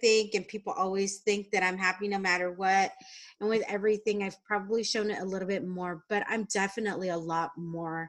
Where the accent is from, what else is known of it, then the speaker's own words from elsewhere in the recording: San Diego, California, United States; also born or lived in Albuquerque, New Mexico; I grew up in San Diego. I am a I am Mexican American